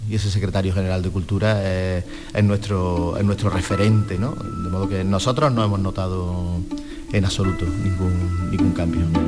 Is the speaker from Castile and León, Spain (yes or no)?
no; Córdoba, Andalusia, Spain; now in Seville, Spain; yo soy de Córdoba, entonces eh, no me voy a comparar, pero bueno, soy un Córdoba en Sevilla